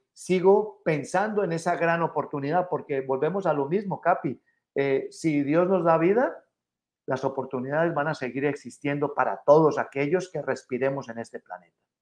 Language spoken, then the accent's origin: Spanish; Mexico City, Mexico; now in United States; Como, como mexicanos y capitalinos